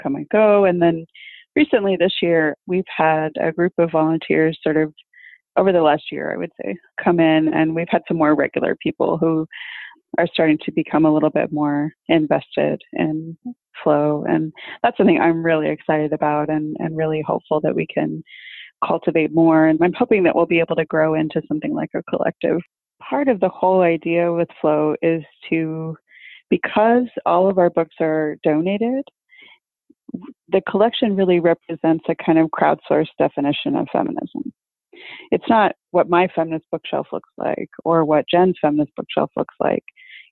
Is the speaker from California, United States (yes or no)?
yes; Los Angeles, California, United States; I'm from Los Angeles, California.